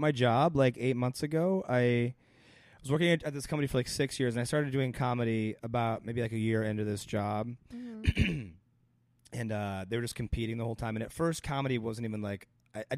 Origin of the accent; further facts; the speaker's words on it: Ohio, United States; moved away as an adult; now in Los Angeles, United States; I'm a kid from Ohio